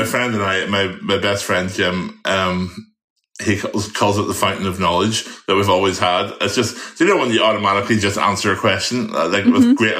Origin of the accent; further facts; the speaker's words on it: Ireland; the one thing I have difficulty with being an Irish boy is butter. We have such beautiful grass-fed butter over here.